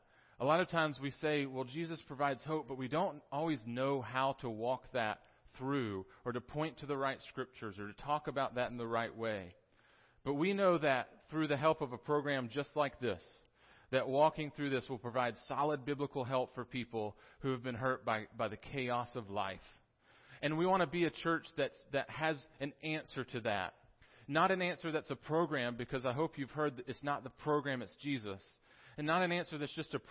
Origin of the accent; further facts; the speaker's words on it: Tennessee, United States; accent: Southern; also born or lived in South Carolina; I was born in South Carolina, although most of my upbringing was in Tennessee. So I'm a Southern boy